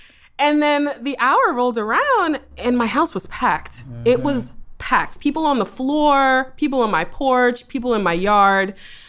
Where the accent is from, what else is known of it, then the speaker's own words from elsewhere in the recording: East Coast, United States; also born or lived in Boston / New York; I'm actually from the East Coast.